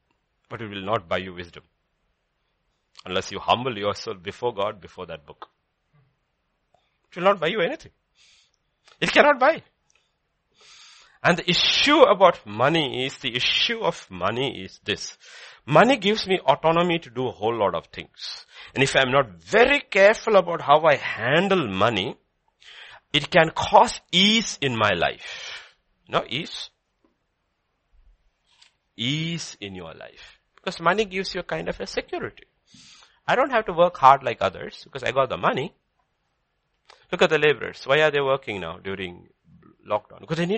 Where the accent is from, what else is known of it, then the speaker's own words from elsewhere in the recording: England, United Kingdom; my Hindi is not as good, I'm English.